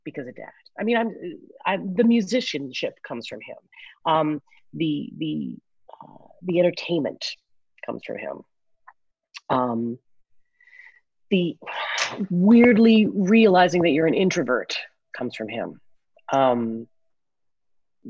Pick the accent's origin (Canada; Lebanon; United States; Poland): Canada; Newfoundland and Labrador; growing up in Newfoundland, we had five Jewish families